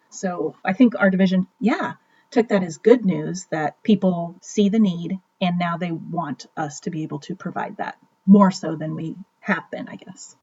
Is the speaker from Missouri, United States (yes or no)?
yes; Kansas City, Missouri, United States; also born or lived in New York City; I was born and raised in Kansas City, Missouri